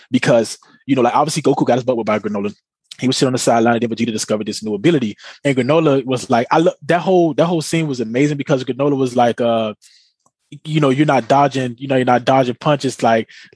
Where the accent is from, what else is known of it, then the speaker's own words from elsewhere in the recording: United States; We're American here